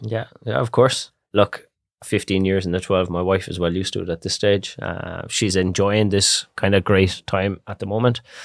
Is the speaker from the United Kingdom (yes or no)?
no; Barna, Connacht, Ireland; I grew up in Barna. My grandparents are there, so I'm actually fourth generation in Barna